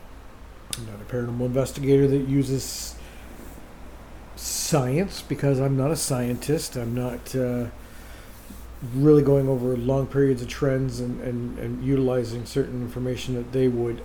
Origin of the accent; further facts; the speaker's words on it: Oshawa, Ontario, Canada; my mother was the co-founder of Hope Spiritualist Church here in Oshawa